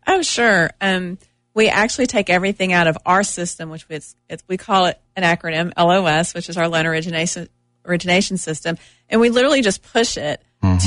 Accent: Oak Ridge, Tennessee, United States; I'm originally from Oak Ridge, born and raised

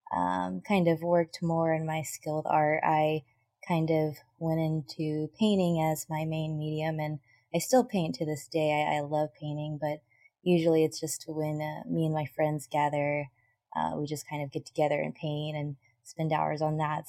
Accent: Shawnee, Oklahoma, United States; So I was born and raised in Shawnee, Oklahoma, and pretty much my whole life there

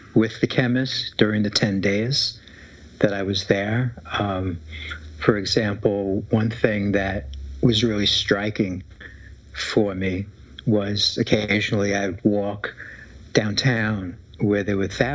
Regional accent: New York City, New York, United States; The Bronx

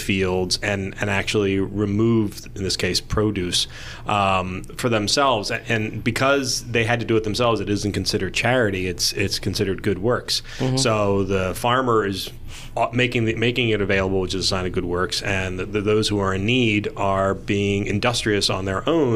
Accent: New Jersey, United States; I grew up in South Jersey, it's surrounded in trees

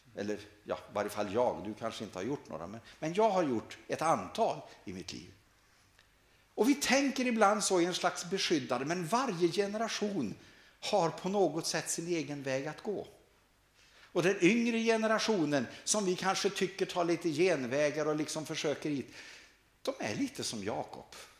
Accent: Sweden; här hemma i Sverige

